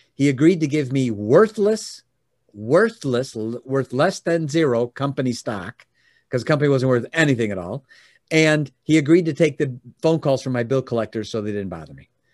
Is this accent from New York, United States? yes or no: no; Oak Brook, Illinois, United States; now in Michigan, United States; I was born and raised in the Chicagoland area, Oldbrook specifically